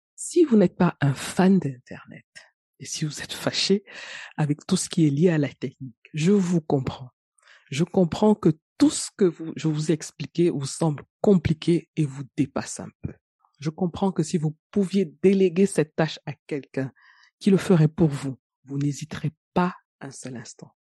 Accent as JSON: {"language": "French", "country": "Cameroon", "said": "chez moi au Cameroun"}